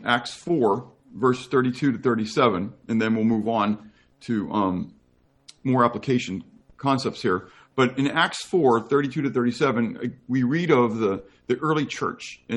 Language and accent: English; United States; I happen to be an American Christian.